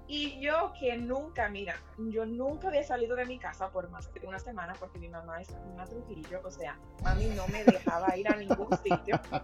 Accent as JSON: {"language": "Spanish", "town": "Santo Domingo", "country": "Dominican Republic", "tie": "born or raised there", "also_born_or_lived": "Spain", "moved": "as an adult", "said": "Luis y yo somos viejos amigos del bachillerato allá en Santo Domingo"}